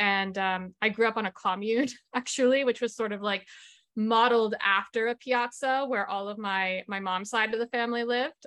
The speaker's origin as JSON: {"language": "English", "region": "Massachusetts", "country": "United States", "tie": "born or raised there", "said": "I come from an Italian-American family. I grew up in Massachusetts"}